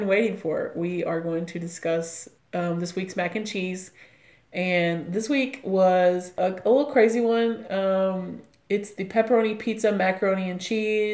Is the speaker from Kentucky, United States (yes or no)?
yes; Olive Hill, Kentucky, United States; Jenny at Speedway in Olive Hill, which is my hometown